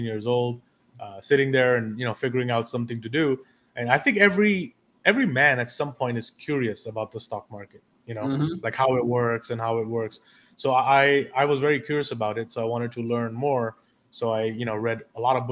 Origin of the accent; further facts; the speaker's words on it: Delhi, India; moved away as an adult; also born or lived in London; now in New York City, United States; I was born and raised in Delhi, India, and lived there till I was 18 years old